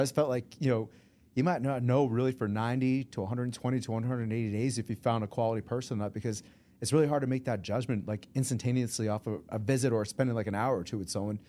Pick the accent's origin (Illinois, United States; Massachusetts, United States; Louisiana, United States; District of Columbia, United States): Massachusetts, United States; Sharon; also born or lived in Boston, Massachusetts; I was raised in a small town of seventeen thousand people back in the seventies and eighties, and it's still seventeen thousand people today. It's called Sharon, Massachusetts